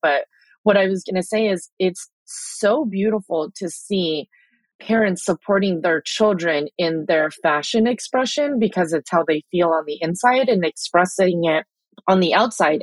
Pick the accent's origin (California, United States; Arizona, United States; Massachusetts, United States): California, United States; Chula Vista; also born or lived in Philippines; I'm like diehard Chula Vista